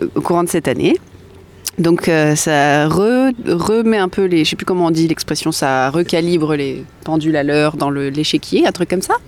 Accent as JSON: {"language": "French", "town": "Nancy", "region": "Grand Est", "country": "France", "tie": "born or raised there", "moved": "yes", "lives_now": "Bordeaux, France", "said": "Nancy, ma terre natale, euh, que j'affectionne particulièrement"}